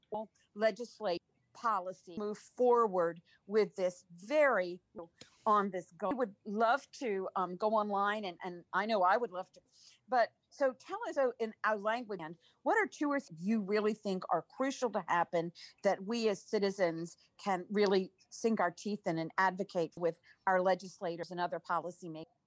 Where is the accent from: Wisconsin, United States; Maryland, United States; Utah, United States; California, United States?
Maryland, United States; I Grew up in Maryland along Chesapeake Bay.